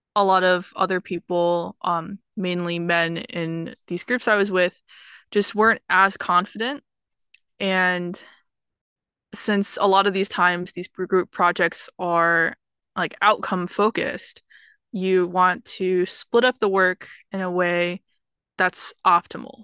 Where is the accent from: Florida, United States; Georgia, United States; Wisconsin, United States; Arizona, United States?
Georgia, United States; Atlanta; I'm from Atlanta, Georgia